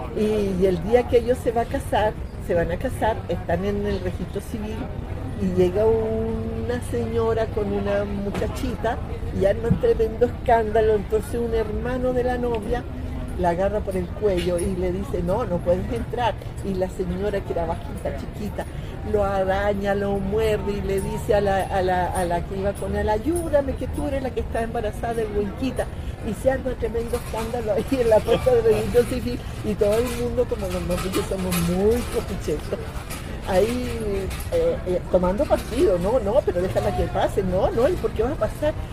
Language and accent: Spanish; Cunco, Araucanía, Chile; moved away as an adult; now in Caracas, Venezuela; Cunco, que es el territorio donde yo vivía en una comunidad indígena